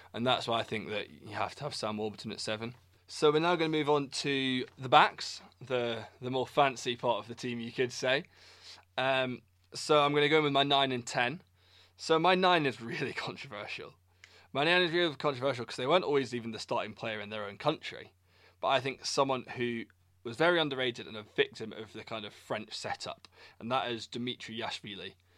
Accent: Scotland, United Kingdom; me being Scottish

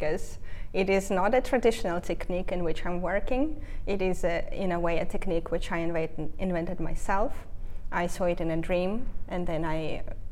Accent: Saint Petersburg, Russia; English is a second language; moved away as an adult; now in Finland; originally I'm from St. Petersburg, Russia. I lived all my life there, but I was raised in a family by a single mom

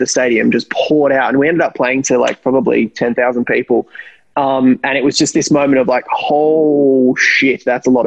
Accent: Canberra, Australian Capital Territory, Australia; We grew up in Canberra, which is pretty much a one-team city

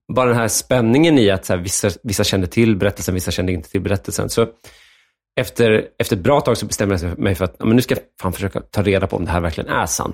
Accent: Enviken, Dalarna County, Sweden; also born or lived in Stockholm; Jag är född i Stockholm, men eh, uppväxt i, i, Dalarna

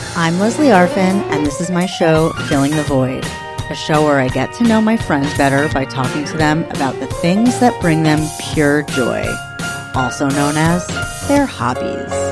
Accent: Long Island, New York, United States; Mike's from Long Island, as am

